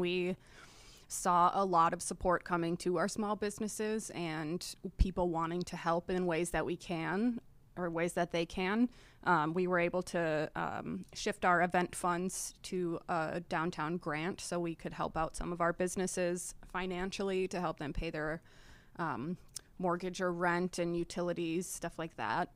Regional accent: Appleton, Wisconsin, United States; moved away as an adult; now in Menomonie, United States; I'm originally from Appleton, Wisconsin, so the other side of the state.

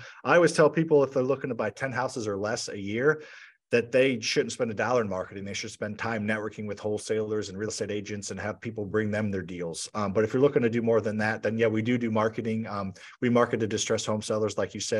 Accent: St. Louis, Missouri, United States; Not the most exciting city, but it's a good city to invest in real estate.

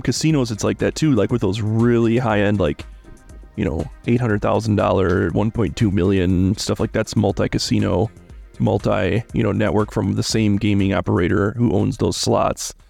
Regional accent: Midwest, United States; I'm from the Midwest

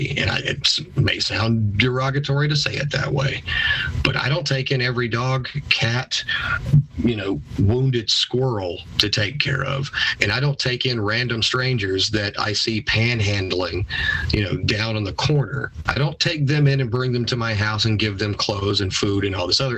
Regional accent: United States

